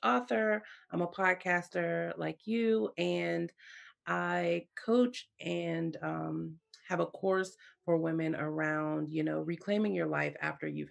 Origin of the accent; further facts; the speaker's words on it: Pittsburgh, Pennsylvania, United States; So I'm from Pittsburgh, Pennsylvania, so in the United States